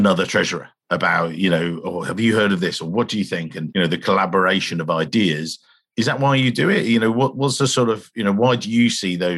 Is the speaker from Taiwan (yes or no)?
no; England, United Kingdom; I'm English.